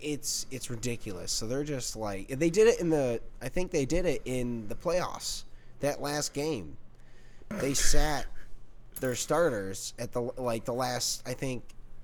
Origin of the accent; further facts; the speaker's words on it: Detroit, Michigan, United States; I'm from Detroit. I need to not be in Detroit when this shit happens.